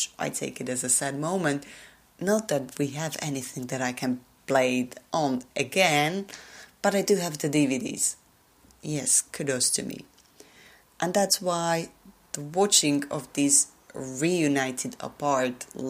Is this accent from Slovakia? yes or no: yes; Slovakia; first language Slovak; English is a second language; my native language